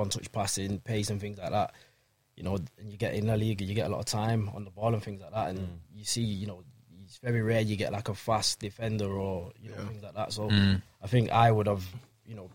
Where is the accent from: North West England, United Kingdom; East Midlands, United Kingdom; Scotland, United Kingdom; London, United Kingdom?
North West England, United Kingdom; Manchester; I was from Manchester and, you know, as an English lad